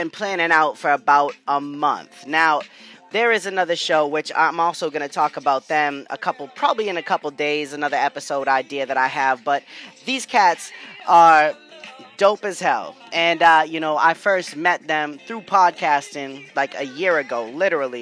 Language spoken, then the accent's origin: English; New England, United States; I'm from New England